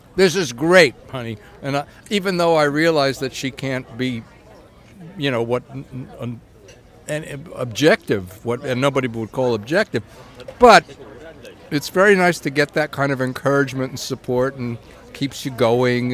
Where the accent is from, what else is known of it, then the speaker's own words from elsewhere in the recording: New York, United States; growing up in New York